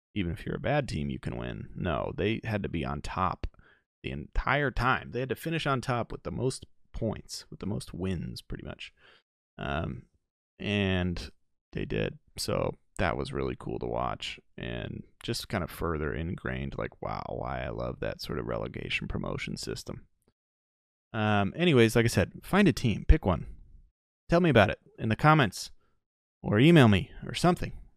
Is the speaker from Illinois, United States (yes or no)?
yes; Chicago, Illinois, United States; also born or lived in Denver; I'm from Chicago.